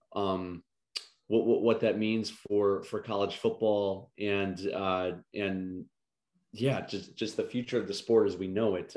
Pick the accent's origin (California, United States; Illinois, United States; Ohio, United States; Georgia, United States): Illinois, United States; Chicago; moved away; I grew up in Chicago